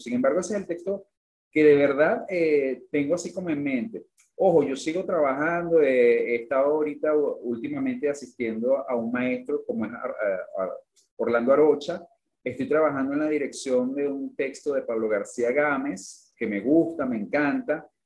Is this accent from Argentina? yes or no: no; Venezuela; siendo venezolano